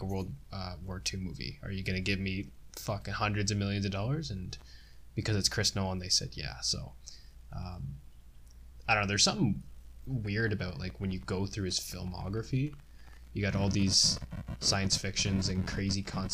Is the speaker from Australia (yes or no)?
no; Canada; I'm Canadian. We're part of the Commonwealth.